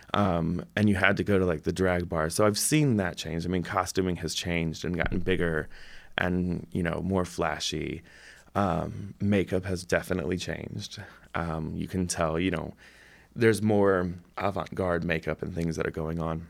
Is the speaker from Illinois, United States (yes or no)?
no; South Bend, Indiana, United States; also born or lived in Iowa City; now in Bloomington, United States; I'm from South Bend originally